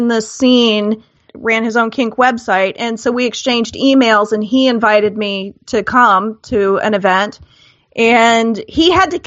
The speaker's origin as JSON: {"language": "English", "region": "Midwest", "country": "United States", "tie": "born or raised there", "said": "I grew up in the Midwest"}